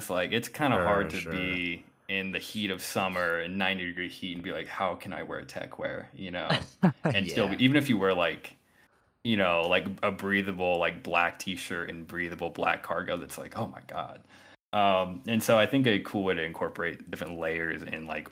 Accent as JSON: {"language": "English", "region": "Colorado", "country": "United States", "tie": "born or raised there", "said": "I grew up in Colorado"}